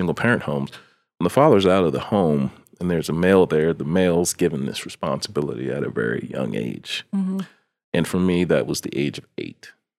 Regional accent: East Coast, United States; In the midst of having to navigate growing up on the East Coast, in the streets, thank God for mentors.

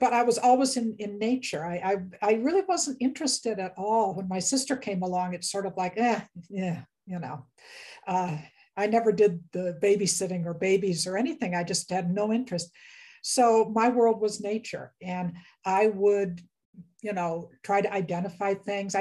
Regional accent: Western New York State, United States; I grew up in Western New York State, and we lived out in the country and farm country, dairy country

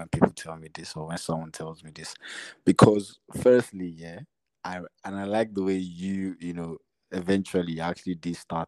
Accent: Nigeria; in Nigeria, we're constantly surviving

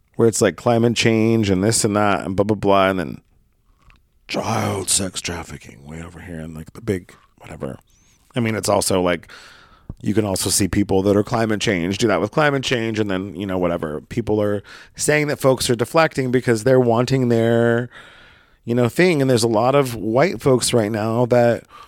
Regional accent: Brookings, Oregon, United States; moved away; Brookings is my hometown. I grew up there.

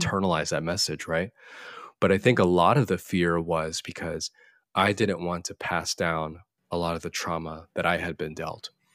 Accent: Florida, United States; I'm Korean American, uh, born and raised in the U S in good old Florida.

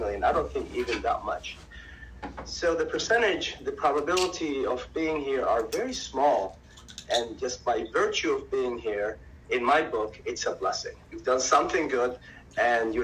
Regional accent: Jordan; also born or lived in Salt, Jordan; now in Silicon Valley, United States; from Jordan

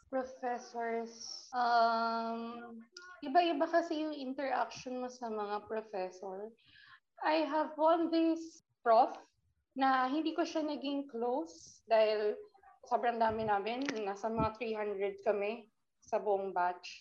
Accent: Calabarzon, Philippines; I came from Cavite

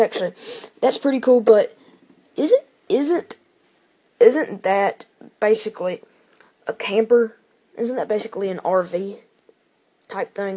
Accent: Starkville, Mississippi, United States; my hometown, Starkville, Mississippi

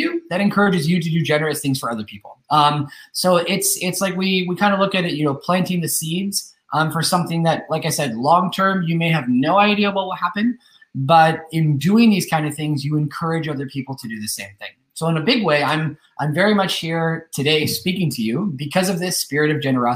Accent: Northern California, United States; moved away as an adult; now in Spain; I've been living in Spain for the last 10 years, but I'm originally from the United States. I'm originally from Northern California

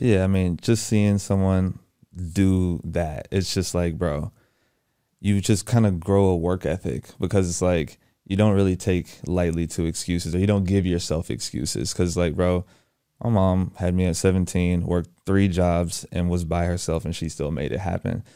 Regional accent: Houston, Texas, United States; moved away as an adult; now in Atlanta, United States; I'm from Houston, Texas, born and raised.

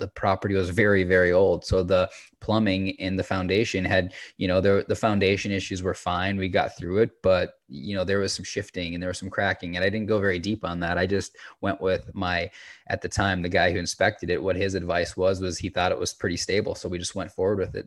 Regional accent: Minnesota, United States; moved away as an adult; also born or lived in Salt Lake City, Utah; I grew up in Minnesota, and after high school, I transitioned to Salt Lake City to commit to this career

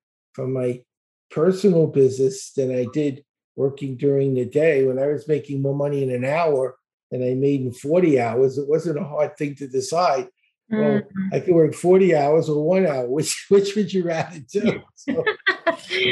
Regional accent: New York City, New York, United States; also born or lived in Dallas, Texas; now in Florida, United States; I live in Florida. I grew up in Brooklyn. I lived in Texas near Dallas for 23 years and we moved to Florida about 2 years ago

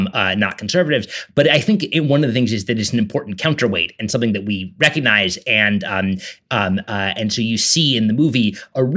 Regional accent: New York City, New York, United States; I grew up in New York City

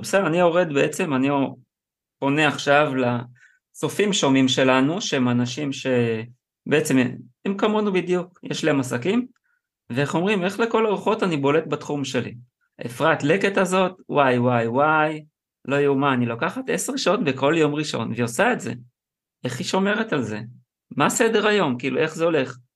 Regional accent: Israel; אני גדלתי, גדלתי בקיבוץ

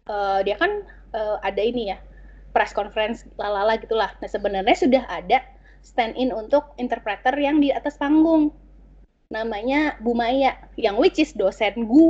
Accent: Indonesia; accent: Indonesian; jadi gue apa ya bawaan logat Indonesia gue atau logat bahasa Inggris gue tuh meng, seakan menghilang kalau gue ngomong bahasa Korea

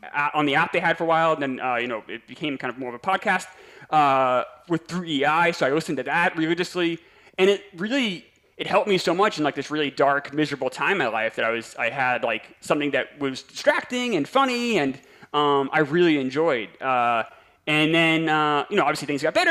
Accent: New York, United States; I'm from New York

